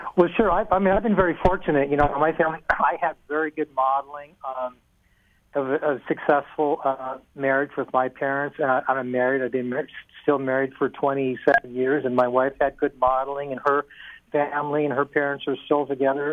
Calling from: Oakland, California, United States; I'm calling from Oakland

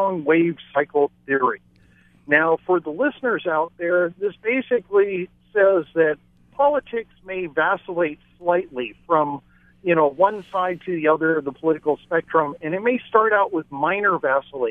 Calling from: Maui, Hawaii, United States; I'm calling from Maui

